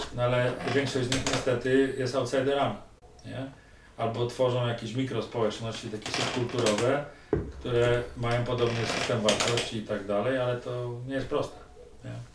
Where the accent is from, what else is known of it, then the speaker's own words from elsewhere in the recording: Tychy, Silesian Voivodeship, Poland; wychowałem się w Tychach zaraz koło lodowiska